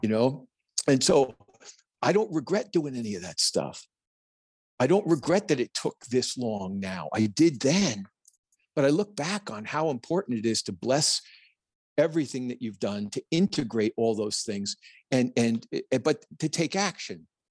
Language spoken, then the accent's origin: English; New Jersey, United States; I'm a kid from Jersey